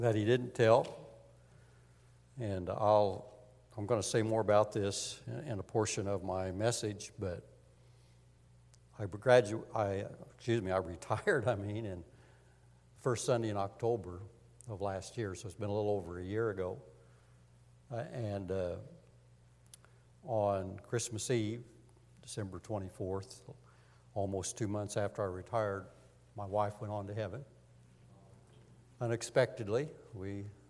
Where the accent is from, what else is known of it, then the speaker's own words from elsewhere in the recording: Montgomery County, Indiana, United States; I grew up in Montgomery County, so I'm a native.